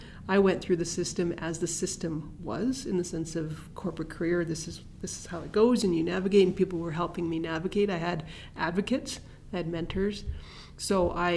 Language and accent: English; Edmonton, Alberta, Canada; now in Calgary, Canada; I grew up in Edmonton